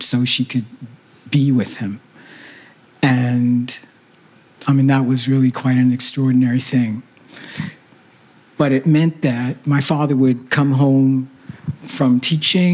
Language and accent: English; Philadelphia, Pennsylvania, United States; moved away as an adult; now in Canada; I was raised in Philadelphia, and I came to Canada in 1961 to go to McGill University